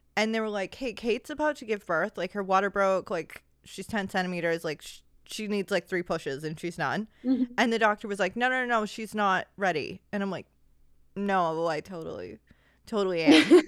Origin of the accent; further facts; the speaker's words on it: United States; as an American